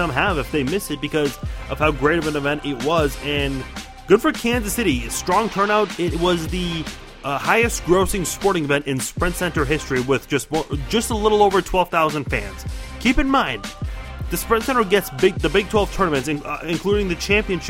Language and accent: English; Iran; now in United States; I'm from Iran. My parents and my brother and I are the only ones who are in the United States out of everyone else in our family.